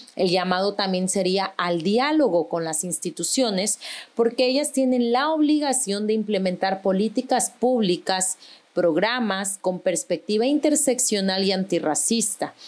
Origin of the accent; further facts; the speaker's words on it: Guerrero, Mexico; en Guerrero, de donde soy oriunda